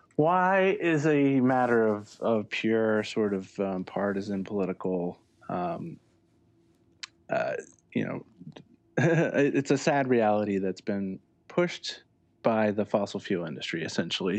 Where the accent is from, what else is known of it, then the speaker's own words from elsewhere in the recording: Lakeville, Connecticut, United States; I grew up in Lakeville, which is in the northwest corner